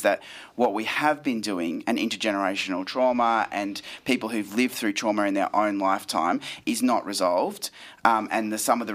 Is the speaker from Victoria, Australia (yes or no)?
no; Queensland, Australia; I grew up in Queensland